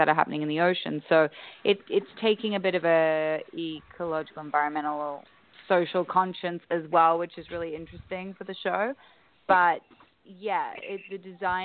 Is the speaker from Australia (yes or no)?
yes; Australia; I'm obviously Australian